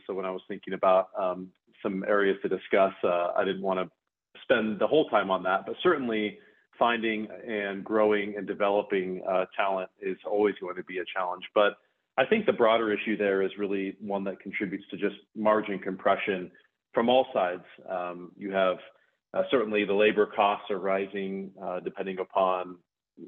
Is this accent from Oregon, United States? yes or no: yes; Bend, Oregon, United States; I grew up in Bend, Oregon